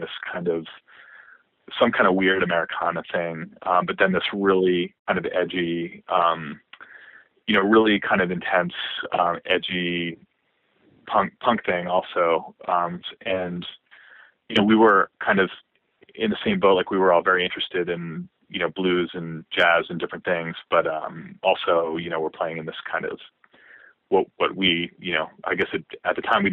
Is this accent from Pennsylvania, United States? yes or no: yes; Harrisburg, Pennsylvania, United States; moved away; also born or lived in Boston / Washington, D.C.; I grew up in Harrisburg, not even in Harrisburg, but close